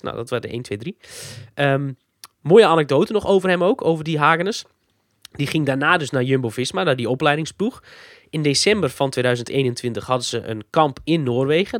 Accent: Friesland, Netherlands; ik uit Friesland kom

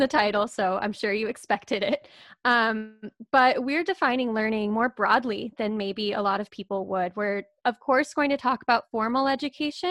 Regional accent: Houston, Texas, United States; also born or lived in Toronto; When I was 10 years old, we moved out to the suburbs on the north side of Houston. But then I moved back into Houston proper for university

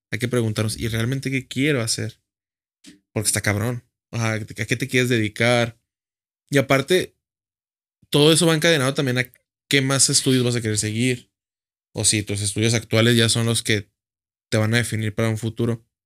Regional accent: Gómez Palacio, Durango, Mexico; Yo soy de Gómez.

